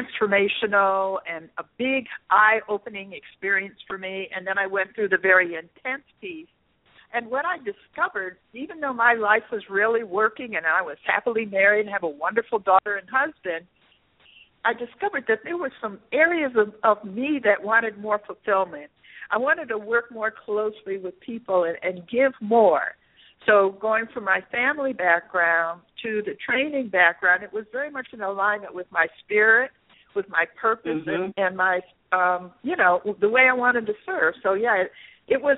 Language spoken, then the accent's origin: English; Toledo, Ohio, United States; also born or lived in New York City; I was born in New York City, and I grew up in Toledo, Ohio, not far from Detroit.